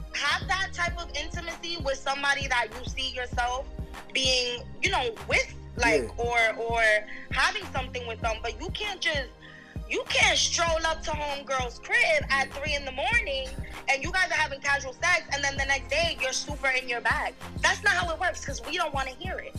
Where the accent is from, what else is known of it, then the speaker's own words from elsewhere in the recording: New York City, New York, United States; I'm from the Bronx